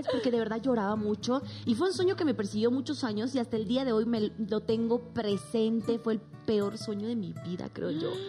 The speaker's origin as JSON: {"language": "Spanish", "country": "Bolivia", "moved": "yes", "lives_now": "Mexico", "said": "cuando me vine de Bolivia a México ya no tenía como esa, vamos a llamarlo protección de inmediato que yo pudiese llamar a mis papás"}